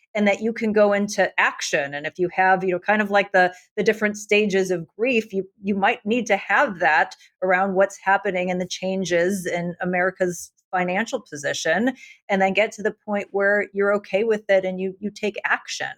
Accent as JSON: {"language": "English", "country": "United States", "said": "being an American"}